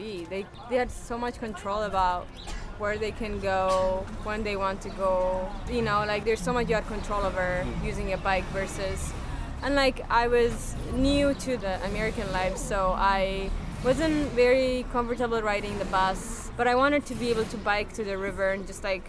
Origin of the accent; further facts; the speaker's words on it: Ethiopia; moved away as an adult; also born or lived in St. Paul, Minnesota; now in Minneapolis, United States; I am from Ethiopia and I came to St. Paul to go to undergrad